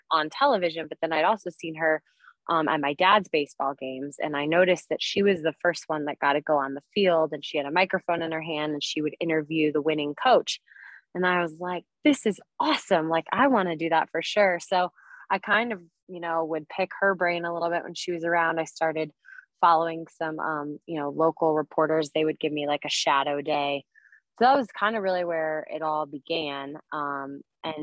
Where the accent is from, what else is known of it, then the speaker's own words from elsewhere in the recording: Denver, Colorado, United States; moved away as an adult; also born or lived in San Diego; Denver, like growing up in Denver, Colorado, it's a huge sports town.